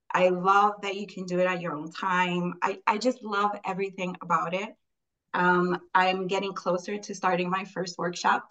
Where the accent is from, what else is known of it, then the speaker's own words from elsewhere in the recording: Puerto Rico; now in New York, United States; I was raised in Puerto Rico